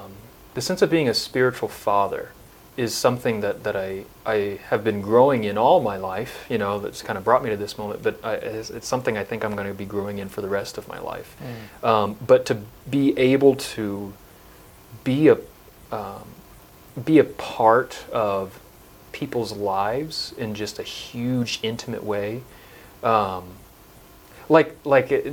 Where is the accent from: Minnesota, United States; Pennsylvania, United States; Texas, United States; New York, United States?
Texas, United States; Abilene; I was born and raised in Abilene, Texas, kind of west central Texas